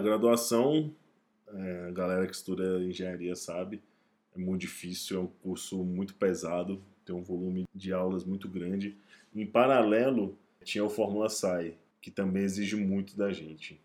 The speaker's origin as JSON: {"language": "Portuguese", "country": "Brazil", "said": "um cara do Brasil"}